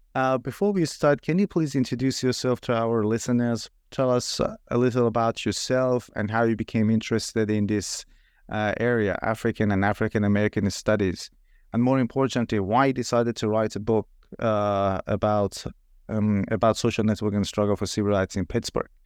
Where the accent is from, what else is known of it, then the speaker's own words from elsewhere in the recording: Iran; moved away; I'm originally from Iran myself